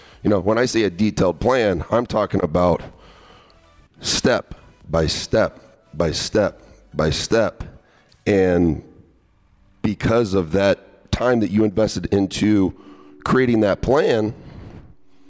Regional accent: hometown 47 miles from Indianapolis, United States; 47 miles from my hometown, Indianapolis, Indiana

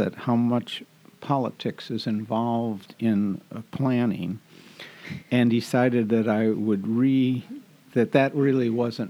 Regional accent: Elmhurst, Illinois, United States; moved away as an adult; also born or lived in Knoxville, Tennessee; now in Stanwood, United States; I grew up in Elmhurst, Illinois, which is a suburb of Chicago.

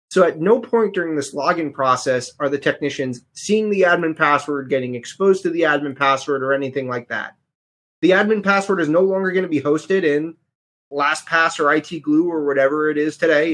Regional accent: New York City, New York, United States; now in Connecticut, United States; I was born in the Bronx, and I live in Connecticut

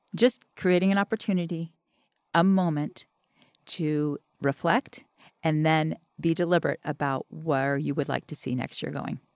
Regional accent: the South, United States; I'm from the South

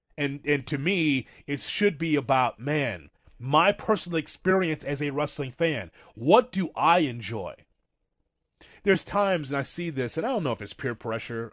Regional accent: Chicago, Illinois, United States; I grew up in Chicago in the territory days

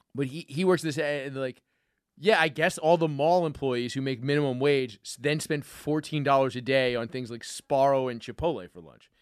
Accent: New York, United States; me as a New Yorker

